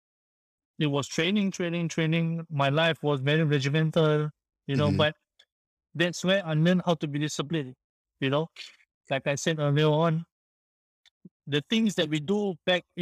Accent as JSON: {"language": "English", "country": "Singapore", "also_born_or_lived": "France", "said": "I came back from France to Singapore. I had to serve my national service for 2 years"}